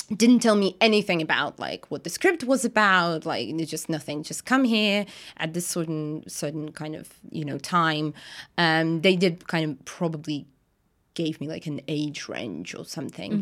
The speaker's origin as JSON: {"language": "English", "country": "Russia", "second_language": "English", "moved": "as an adult", "lives_now": "London, United Kingdom", "said": "I'm from Russia"}